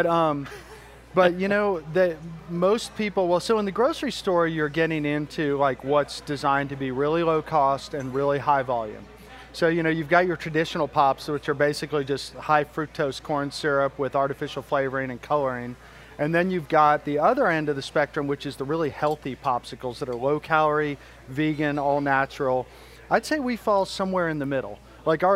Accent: Louisiana, United States; We're from Louisiana

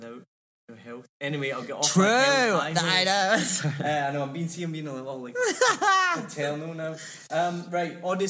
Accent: Scotland, United Kingdom; I blame it on me being Scottish

